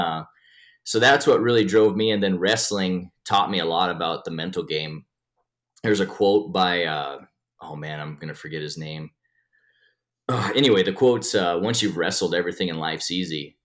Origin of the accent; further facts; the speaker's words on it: Sheridan, Wyoming, United States; also born or lived in Rozet, Wyoming; born and raised in Sheridan, Wyoming